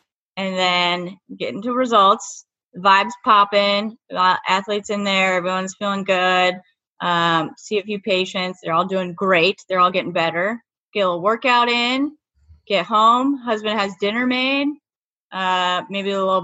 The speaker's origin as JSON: {"language": "English", "town": "Santa Cruz", "region": "California", "country": "United States", "moved": "yes", "lives_now": "Sacramento, United States", "said": "I'm from Santa Cruz"}